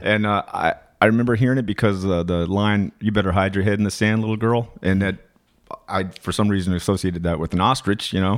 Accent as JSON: {"language": "English", "town": "Flagstaff", "region": "Arizona", "country": "United States", "tie": "born or raised there", "also_born_or_lived": "West Virginia / Washington, D.C. / Boulder, Colorado / Boston", "moved": "yes", "said": "I grew up in Flagstaff"}